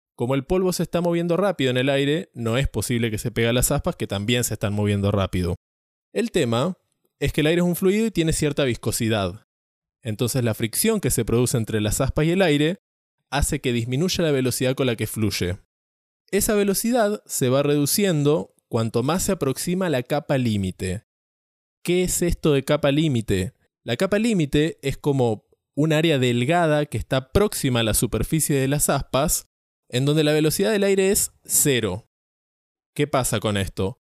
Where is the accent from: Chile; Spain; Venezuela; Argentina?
Argentina; San Antonio Este, Río Negro; now in Córdoba, Argentina; me vine a pasar las vacaciones a mi pueblo